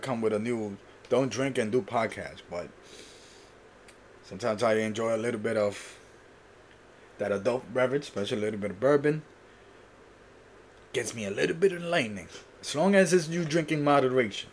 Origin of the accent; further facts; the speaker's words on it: Puerto Rico; I was born in Puerto Rico